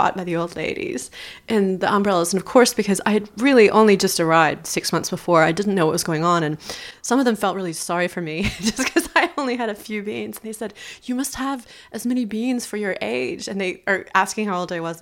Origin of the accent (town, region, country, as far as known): United States; moved away as an adult; also born or lived in Tokyo